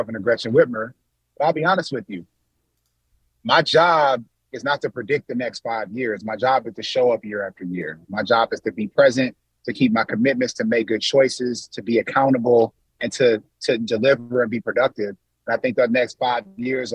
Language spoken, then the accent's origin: English; Michigan, United States; here in my home state, in my hometown